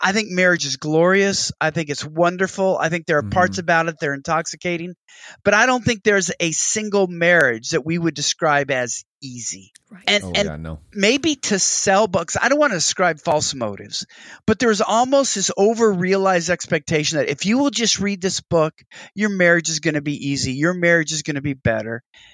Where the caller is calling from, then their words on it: Texas, United States; in the words of a Southern pastor here, I'm speaking from Texas, you have two ticks and no dog.